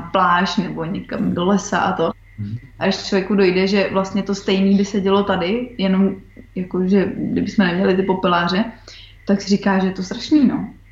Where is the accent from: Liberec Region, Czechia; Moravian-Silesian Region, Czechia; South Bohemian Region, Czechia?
South Bohemian Region, Czechia; České Budějovice; moved away as an adult; also born or lived in Australia; jsme jako z Budějovic